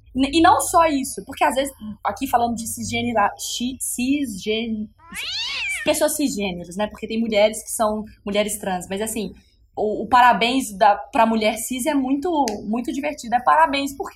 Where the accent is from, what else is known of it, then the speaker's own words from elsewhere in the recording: Belo Horizonte, Minas Gerais, Brazil; moved away as an adult; now in São Paulo, Brazil; Sou de BH e mudei para cá